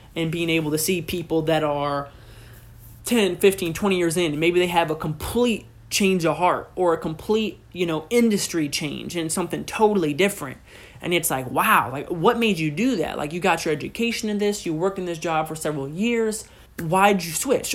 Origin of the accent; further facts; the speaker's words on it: Pettisville, Ohio, United States; I was raised in Northwest Ohio, in a small town in the very corner of Northwest Ohio